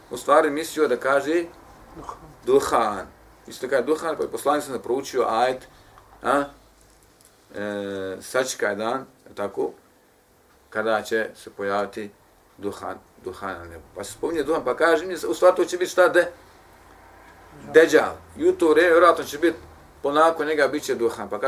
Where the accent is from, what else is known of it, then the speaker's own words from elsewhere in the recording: Bosnia & Herzegovina; kod nas u Bosni